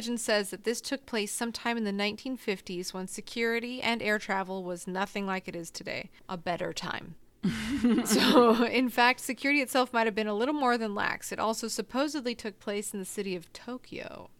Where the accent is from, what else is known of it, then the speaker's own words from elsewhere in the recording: northern Spain, Spain; Oh my god, I'm from the north of Spain. My family's from the north of Spain.